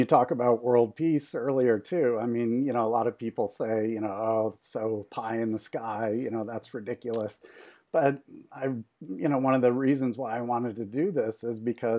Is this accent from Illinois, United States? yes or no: yes; Chicago, Illinois, United States; Well, I'm from Chicago, so I'd say the main guys are Michael Jordan and Scottie Pippen.